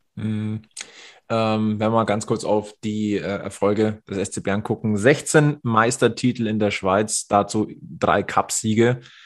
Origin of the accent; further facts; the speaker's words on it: Germany; Bei uns in Deutschland